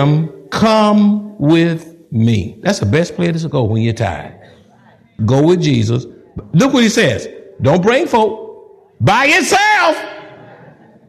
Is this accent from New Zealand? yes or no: no; Texas, United States; I'm a Texan. I've been here all my life.